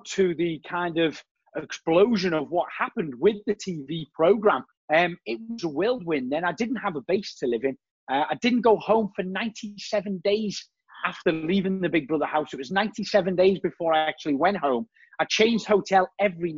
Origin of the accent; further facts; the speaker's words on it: Liverpool, North West England, United Kingdom; accent: Scouse; moved away as an adult; also born or lived in Shropshire; I haven't quite lost my accent